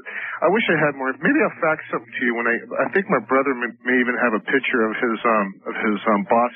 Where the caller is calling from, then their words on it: San Bernardino, California, United States; I'm calling from San Bernardino.